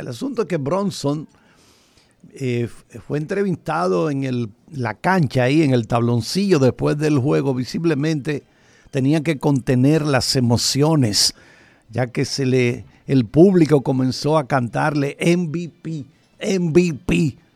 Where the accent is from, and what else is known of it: Dominican Republic